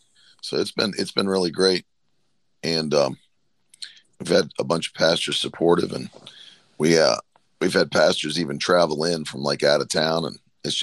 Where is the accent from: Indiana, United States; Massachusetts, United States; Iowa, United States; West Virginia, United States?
West Virginia, United States; where I grew up in West Virginia